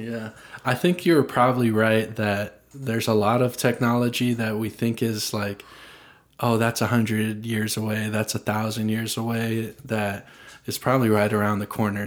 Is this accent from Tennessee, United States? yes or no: yes; Franklin, Tennessee, United States; I grew up in Franklin